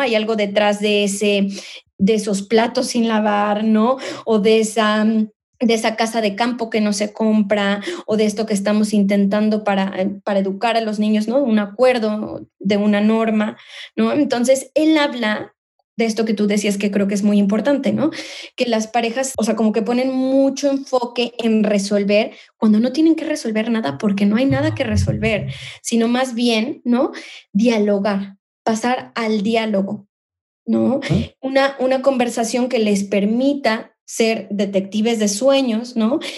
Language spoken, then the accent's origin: Spanish; Mexico; now in Spain; soy mexicana, soy inmigrante, vivo en España